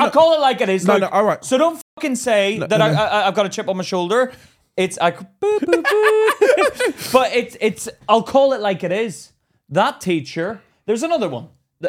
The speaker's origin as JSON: {"language": "English", "country": "Ireland", "said": "Miss, I can't fucking be arsed with doing this. But it's because I'm Irish."}